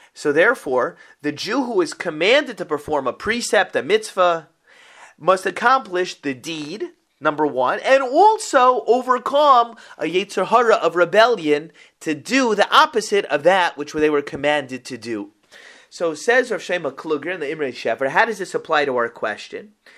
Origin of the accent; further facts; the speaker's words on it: Boca Raton, Florida, United States; I grew up in Boca Raton, Florida